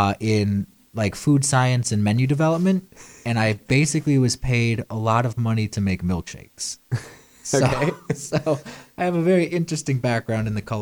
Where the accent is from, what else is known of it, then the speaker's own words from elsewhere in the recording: New York, United States; born there; also born or lived in Florida / Las Vegas / Delaware / Chicago; now in Nashville, United States; I was born in New York and then not an army brat, but bounced around tremendously, spent most of my time in the state of Florida and then Las Vegas and then Delaware of all places.